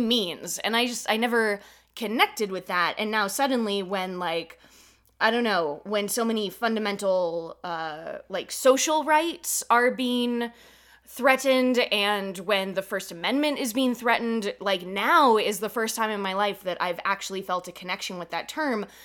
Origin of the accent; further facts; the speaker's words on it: California, United States; growing up in California, like these weren't the people that, you know, I grew up around